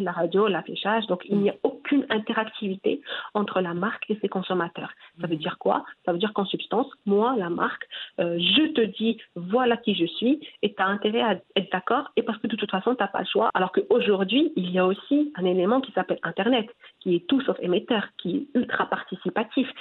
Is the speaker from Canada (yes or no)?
no; Morocco; chez nous au Maroc